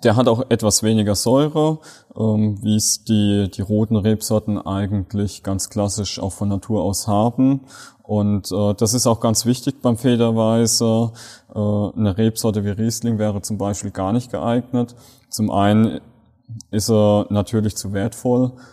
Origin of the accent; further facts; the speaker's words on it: Rhineland-Palatinate, Germany; von uns Pfälzern